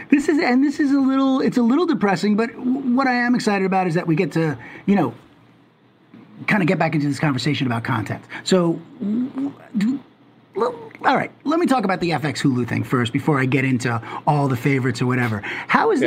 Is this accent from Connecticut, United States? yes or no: no; Long Island, New York, United States; I grew up in Long Island